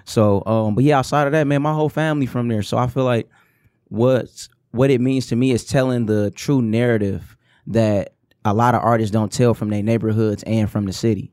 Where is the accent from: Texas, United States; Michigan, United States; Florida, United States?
Michigan, United States; Detroit; I'm from the Herman Gardens. And, like, everybody that's originally from Joy Road, you came out of the Herman Gardens